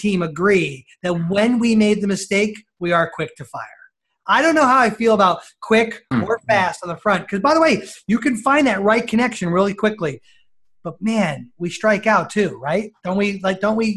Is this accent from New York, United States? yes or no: yes; New York, United States; also born or lived in Northeast Ohio; now in Ohio, United States; I'm a New Yorker